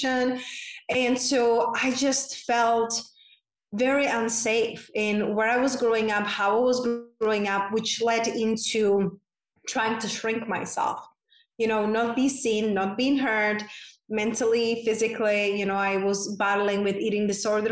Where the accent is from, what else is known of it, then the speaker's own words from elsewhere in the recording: Czechia; moved away; I grew up in a very small town in Czech Republic, hence that's my unpronounceable name and my accent is from